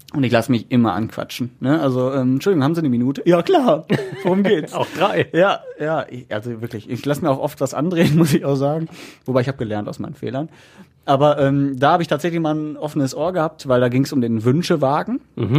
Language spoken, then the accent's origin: German; Essen, North Rhine-Westphalia, Germany; als Essener oder NRW-Typ